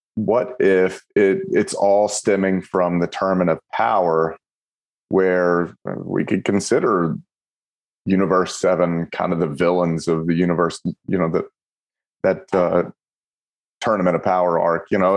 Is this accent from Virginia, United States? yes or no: no; Kentucky, United States; I'm from Kentucky